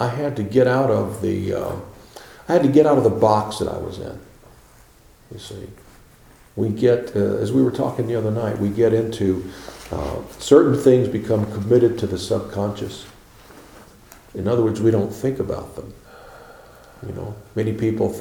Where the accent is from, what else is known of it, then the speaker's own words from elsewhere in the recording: Chicago, Illinois, United States; also born or lived in Tennessee; When I was 4 years old, I went to Chicago. And I grew up in Chicago